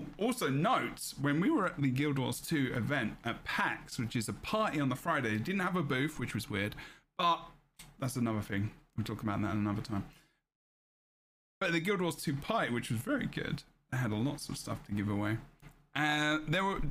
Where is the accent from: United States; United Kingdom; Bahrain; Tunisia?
United Kingdom; England; as an Englishman